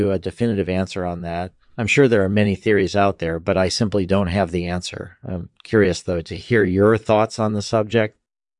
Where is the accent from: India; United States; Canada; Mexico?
United States; Boston, Massachusetts; born there; I was born in 1955 in Boston, Massachusetts.